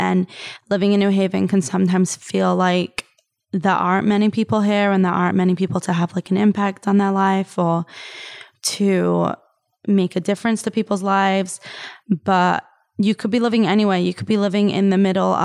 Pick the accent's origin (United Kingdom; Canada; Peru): United Kingdom; Liverpool, North West England; now in New Haven, United States; I grew up on Shlachas in Liverpool, England. And even though now, like, I'm living in New Haven